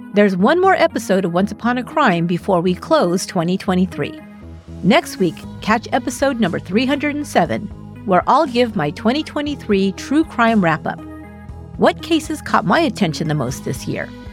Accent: San Francisco Bay Area, California, United States; my hometown, which is a very small town here in, in the San Francisco Bay Area

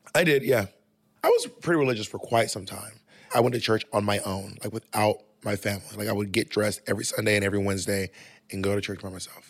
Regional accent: the South, United States; I'm from the South

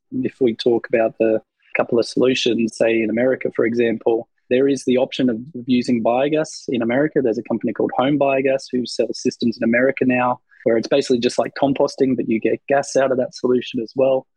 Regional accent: Australia; I'm an Australian

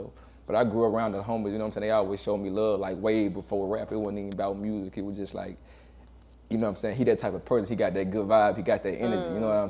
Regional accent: Macon, Georgia, United States; also born or lived in Warner Robins, Georgia / Hawkinsville, Georgia / Perry, Georgia; Man, I grew up, man, what we trying to talk about? Macon, Georgia, you know what I'm saying? Macon, Georgia, down south

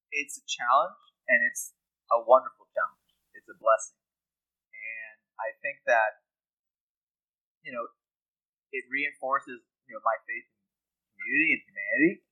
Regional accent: Pittsburgh, Pennsylvania, United States; I'm from Pittsburgh

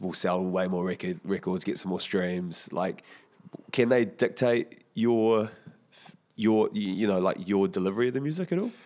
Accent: Porirua, Wellington, New Zealand; I'm from Porirua

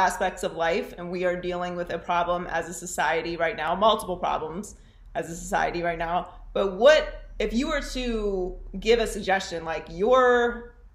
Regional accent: Pittsburgh, Pennsylvania, United States; moved away; also born or lived in Miami; I grew up in Pittsburgh

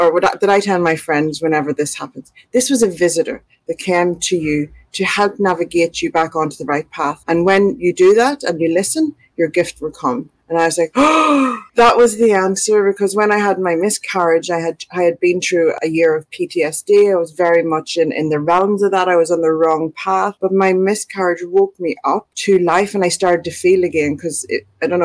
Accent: Ireland; moved away as an adult; now in Australia; We had moved to Australia 2.5 years before beforehand. I'm from Ireland, so we moved to Australia 2.5 years beforehand

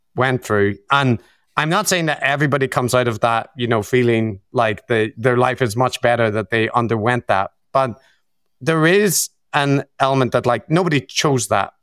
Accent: Belfast, Northern Ireland, United Kingdom; my background in, in Belfast, in growing up in the Troubles

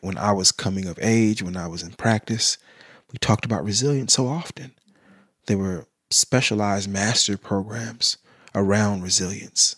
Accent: Sacramento, California, United States; I grew up in South Sac

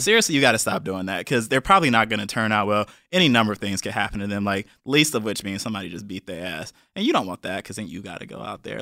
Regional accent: Cleveland, Ohio, United States; moved away; I'm from Cleveland, Ohio, real Cleveland, not like the suburbs like some of y'all people be saying

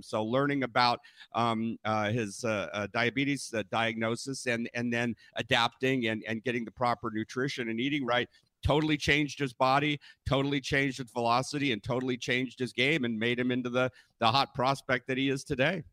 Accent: Northern California, United States; I was born and raised in Northern California

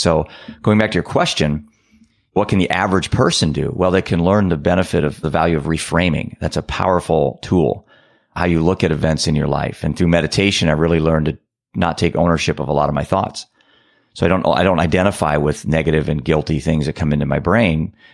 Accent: Iowa, United States; I'm a dad from Iowa.

